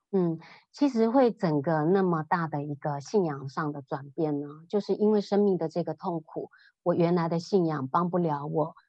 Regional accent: Taiwan; moved away as an adult; 我是生长在台湾，那嗯。我爸爸妈妈他们以前是务农，然后从乡下到北部来，北部的 city 里头来。那我爸爸妈妈都是佛教徒，我妈妈，啊，是非常虔诚的佛教徒

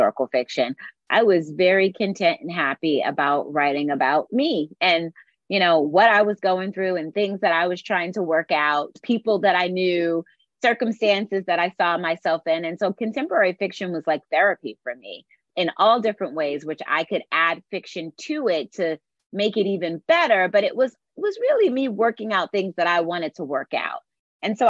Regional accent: Philadelphia, Pennsylvania, United States; also born or lived in Springfield, New Jersey; now in Virginia, United States; I'm from Philadelphia

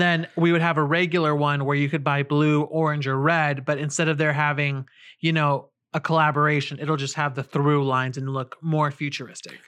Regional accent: California, United States; we're both from California and, uh, the West, where the elements aren't that harsh

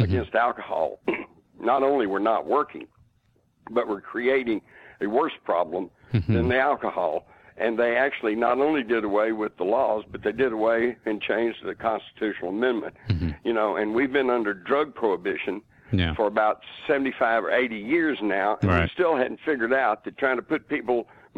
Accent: Texas, United States; as a Texan at the time

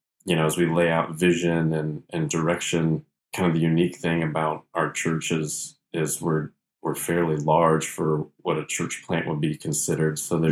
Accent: Kokomo, Indiana, United States; I grew up in Kokomo, Indiana, a small town about an hour north of Indianapolis. We were involved in a small Baptist church. I got saved when I was seven, so both of my parents were believers

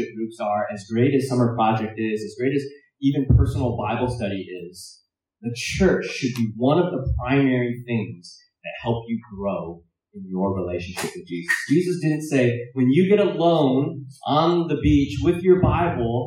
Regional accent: United States; I'm Chinese American, so my dad preached in Cantonese, so I didn't understand a whole lot of it.

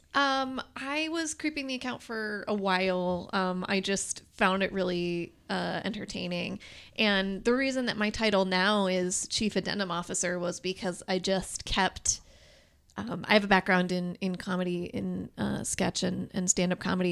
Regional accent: Detroit, Michigan, United States; now in Lansing, United States; I'm from, like, uh, Metro Detroit

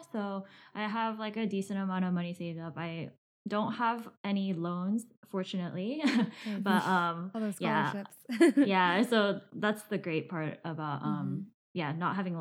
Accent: Southern California, United States; I am from SoCal

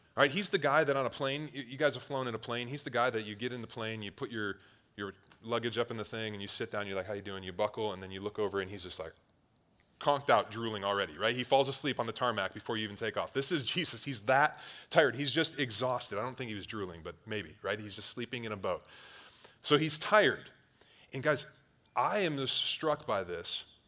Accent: Cleveland, Ohio, United States; I grew up on Lake Erie, one of the Great Lakes in Ohio, right by Cleveland

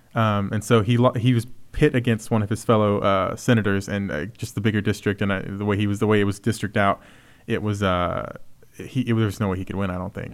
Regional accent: Texas, United States; as a Texan

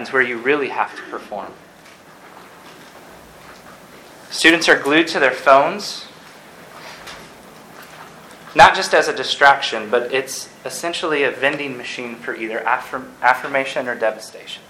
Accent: Ann Arbor, Michigan, United States; I'm from Ann Arbor

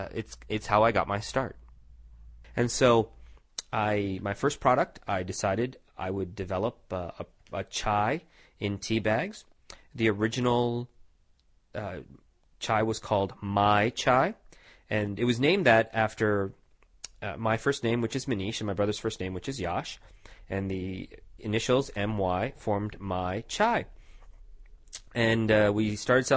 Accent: Tucson, Arizona, United States; also born or lived in India / New York City; when I was 9, we moved to sunny Tucson, Arizona, where my parents decided to purchase a motel in Tucson, and started running their own business. We have stayed here ever since. I'm still here, some 30 years later. And we've done very, very well here. I grew up here.

